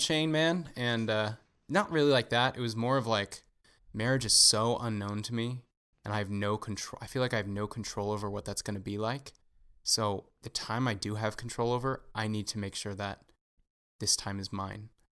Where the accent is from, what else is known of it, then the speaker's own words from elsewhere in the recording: Southern California, United States; I grew up in Southern California